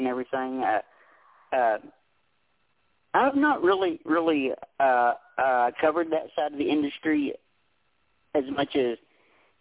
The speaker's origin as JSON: {"language": "English", "region": "Tennessee", "country": "United States", "tie": "born or raised there", "said": "I was born and raised in Tennessee, lived here my entire life"}